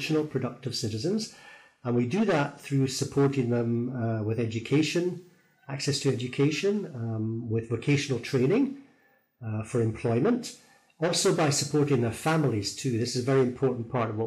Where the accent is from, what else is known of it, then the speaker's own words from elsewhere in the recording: Thurso, Scotland, United Kingdom; moved away as an adult; now in Phnom Penh, Cambodia; I'm originally from Scotland, far north of Scotland, a place called Thurso